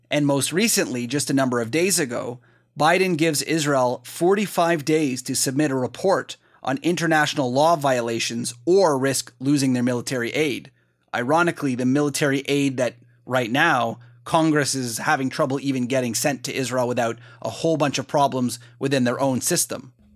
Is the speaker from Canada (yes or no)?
yes; Canada; I'm Canadian